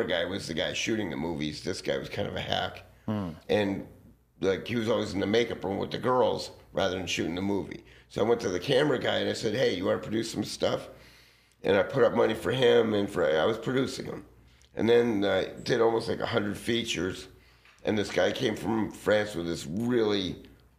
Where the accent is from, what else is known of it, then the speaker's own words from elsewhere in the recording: Los Angeles, California, United States; also born or lived in Santa Monica, California; I grew up right in this neighborhood by Fairfax and Sunset